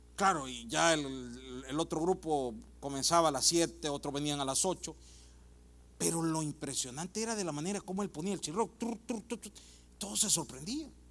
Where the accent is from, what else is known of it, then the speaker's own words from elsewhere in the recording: El Salvador; now in United States; En mi país, El Salvador